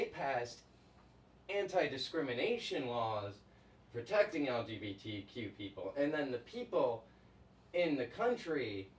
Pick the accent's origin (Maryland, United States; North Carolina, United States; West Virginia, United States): North Carolina, United States; I come from North Carolina.